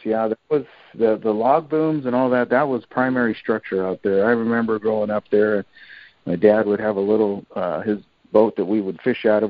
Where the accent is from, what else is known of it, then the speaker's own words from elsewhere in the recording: Portland, Oregon, United States; growing up here in the Portland area, uh, you know, I said, our we had plenty of waterways to fish from